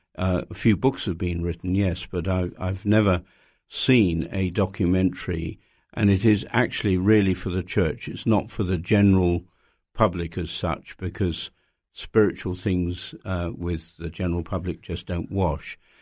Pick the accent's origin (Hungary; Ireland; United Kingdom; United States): United Kingdom; as a British person